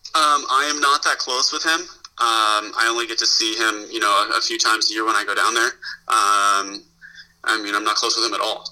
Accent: Los Angeles, California, United States; moved away as an adult; also born or lived in Denver; now in Green Bay, United States; I'm from Los Angeles

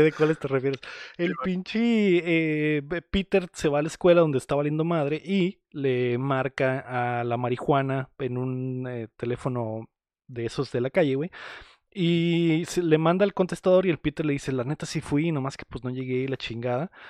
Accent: Mexico; somos mexicanos

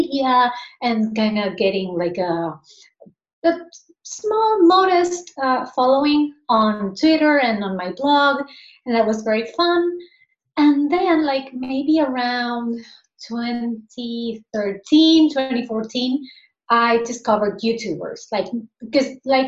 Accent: Argentina; now in Spain; I'm originally from Argentina. Like I'm currently living in Spain, but I was born and raised in Argentina.

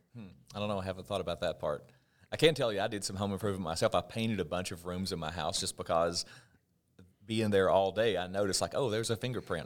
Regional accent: southwestern Virginia, United States; moved away as an adult; I'm from Virginia, but where I'm from in Virginia is the very southwestern part. And my home, as the crow flies, is only maybe twenty or thirty miles from the West Virginia state line

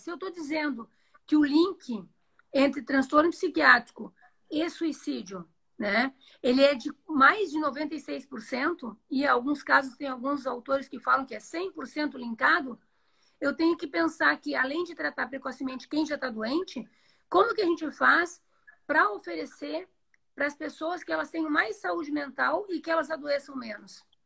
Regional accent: Rio Grande do Sul, Brazil; moved away as an adult; now in Joinville, Brazil; eu sou do Rio Grande do Sul, fiz minha formação lá, mas já moro em Joinville tem 18 anos.

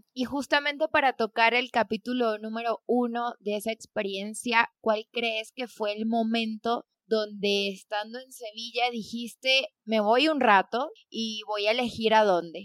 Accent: Venezuela; moved away as an adult; Me fui de Venezuela en 2017

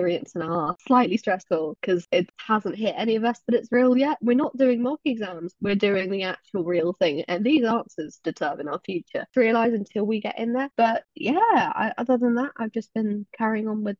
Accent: England, United Kingdom; I'm 18. I'm from England.

